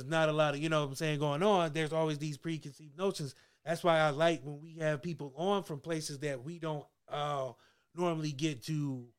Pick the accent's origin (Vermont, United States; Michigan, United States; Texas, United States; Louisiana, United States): Texas, United States; I grew up in Texas for a little bit.